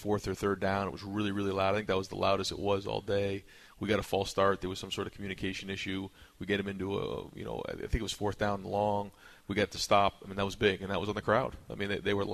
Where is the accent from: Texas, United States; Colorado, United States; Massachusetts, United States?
Massachusetts, United States; Boston; now in Columbus, United States; I'm from Boston